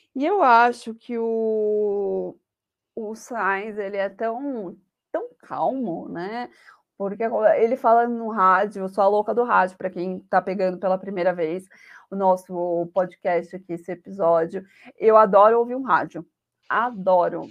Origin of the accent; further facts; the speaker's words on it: Brazil; eu sou aquele tipo de brasileira